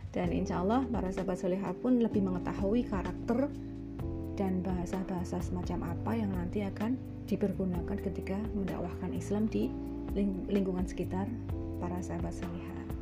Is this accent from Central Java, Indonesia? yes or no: no; East Java, Indonesia; kalau saya sendiri sebagai orang Jawa ya Jawa Timuran